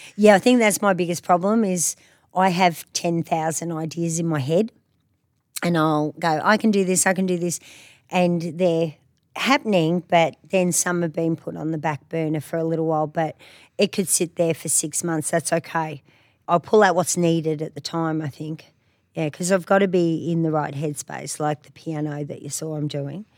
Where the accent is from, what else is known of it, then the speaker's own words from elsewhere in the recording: country Victoria, Australia; moved away as an adult; now in Queensland, Australia; Victoria, in country Victoria. So, yeah, grew up down there